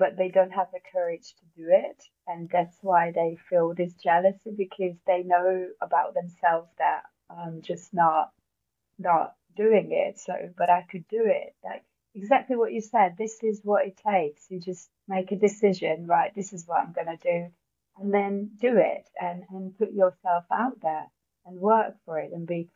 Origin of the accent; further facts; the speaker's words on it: Hungary; English is a second language; moved away as an adult; now in United Kingdom; originally I'm from Hungary, so that's where the accent from, if you're wondering. And I've been living in the UK for 13 years now